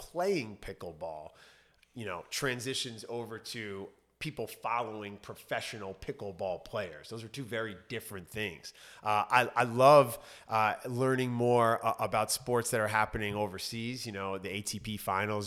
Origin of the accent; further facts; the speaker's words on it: New York, United States; moved away as an adult; also born or lived in Los Angeles; growing up in New York, living my adult life in Los Angeles